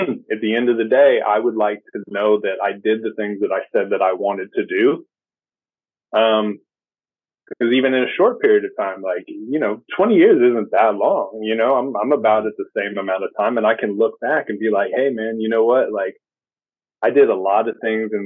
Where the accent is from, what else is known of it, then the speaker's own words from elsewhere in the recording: Los Angeles, California, United States; also born or lived in Hendersonville, Tennessee; That's where I was born, but I was raised in Los Angeles